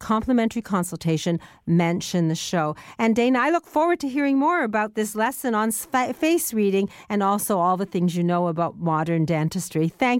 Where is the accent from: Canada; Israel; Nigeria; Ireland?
Canada; Welland, Ontario; I was brought up in Welland